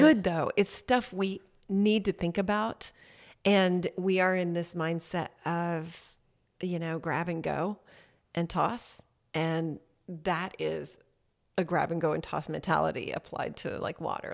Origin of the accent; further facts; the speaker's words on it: Harker Heights, Texas, United States; moved away as an adult; also born or lived in Temple, Texas; I grew up in Harker Heights, which is outside Killeen